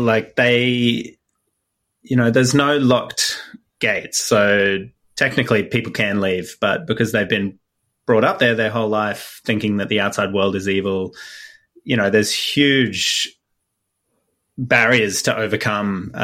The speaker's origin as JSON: {"language": "English", "country": "Australia", "said": "I'm an Australian based here"}